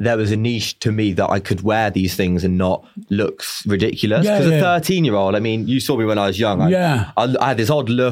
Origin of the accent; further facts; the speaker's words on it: Warwick, West Midlands, United Kingdom; I'm from Warwick, which it says on here, which is like a tiny little town.